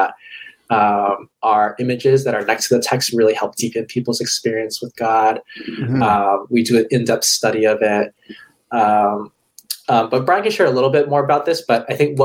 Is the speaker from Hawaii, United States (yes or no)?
yes; Hawaii, United States; moved away as an adult; also born or lived in California; I'm originally from Hawaii. I went to college in California